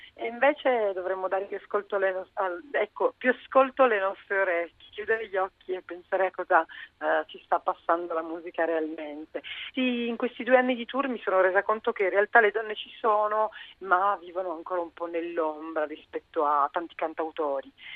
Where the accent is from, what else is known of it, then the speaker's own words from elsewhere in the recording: Sicily, Italy; moved away; torno a casa, perché io sono siciliana, per cui torno a cantare a casa